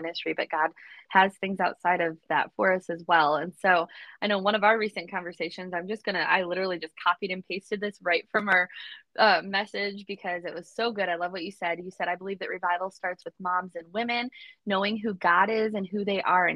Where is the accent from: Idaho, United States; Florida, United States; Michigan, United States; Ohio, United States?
Michigan, United States; Southwest; I'm the girl from Southwest Michigan who had dreams to move away. And guess what? I'm still in Michigan